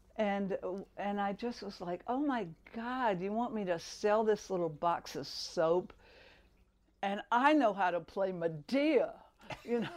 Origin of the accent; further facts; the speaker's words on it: Albany, Georgia, United States; growing up in Albany, it, you know, it was a tranquil little town